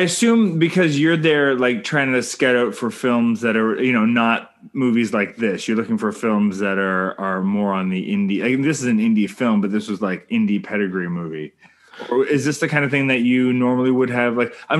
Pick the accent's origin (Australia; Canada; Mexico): Canada